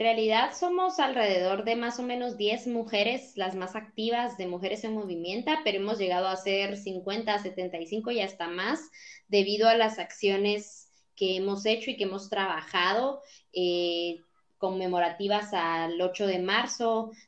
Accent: Totonicapán, Guatemala; en Totonicapán, que es el pueblo indígena de donde yo vengo

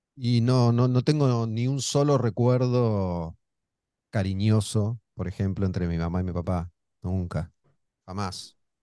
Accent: Olivos, Buenos Aires Province, Argentina; Cuando éramos chicos vivíamos en Olivos, cerca de Panamericana

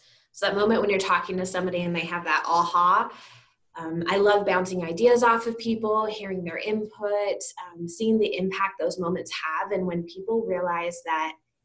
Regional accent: Teller County, Colorado, United States; I grew up in Colorado, up in Teller County.

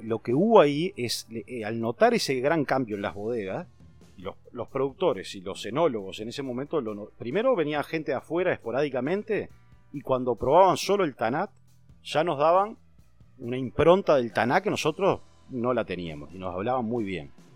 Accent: Canelón Chico, Canelones, Uruguay; yo nací en Canelón Chico, eh, en una casa que está pegada a la bodega

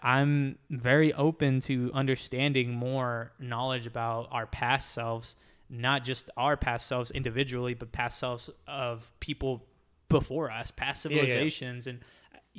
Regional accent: Southern United States, United States; born there; I was born in the Bible Belt. Like, yeah. So I was born into this idea of like religion and Catholicism, baptism, all this other stuff.

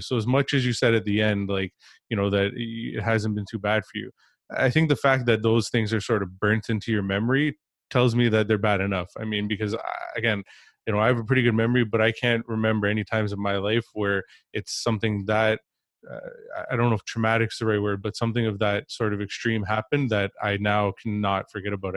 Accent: Ontario, Canada; I grew up in Ontario

